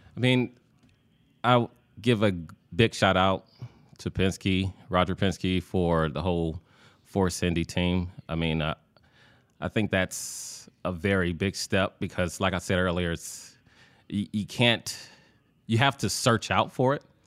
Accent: Indiana, United States; I'm from Indiana

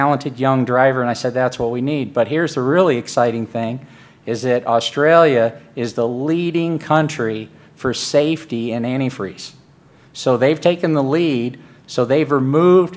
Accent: Phoenix, Arizona, United States; I'm from Phoenix, Arizona.

